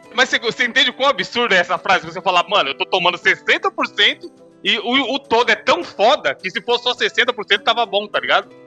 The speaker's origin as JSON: {"language": "Portuguese", "region": "São Paulo", "country": "Brazil", "said": "eu e o Bruno, a gente é de São Paulo"}